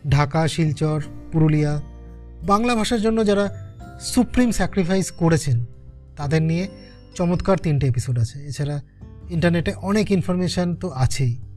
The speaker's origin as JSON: {"language": "Bangla", "region": "West Bengal", "country": "India", "said": "আমরা পশ্চিমবঙ্গের বাঙালিরা তবু নিজের ভাষায় কিছু বলতে পারি"}